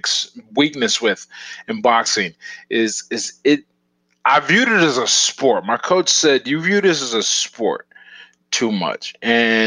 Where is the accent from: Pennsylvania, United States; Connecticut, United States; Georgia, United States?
Pennsylvania, United States; Pittsburgh; Born and raised here. I was born in the Hill District, and then I moved to Northview Heights.